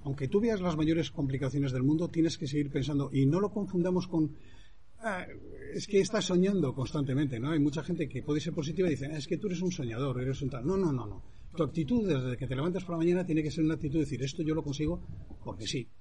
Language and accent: Spanish; Santander, Cantabria, Spain; moved away as an adult; also born or lived in London; yo soy español y, nací en Santander.